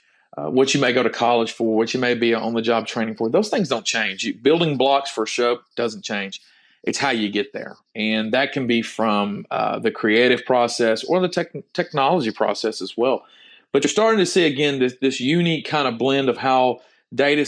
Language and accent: English; near Lufkin, Texas, United States; my hometown near Lufkin